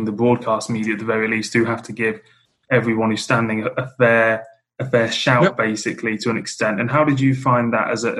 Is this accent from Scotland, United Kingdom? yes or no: no; Reading, South East England, United Kingdom; I am officially from Wessex as someone from Reading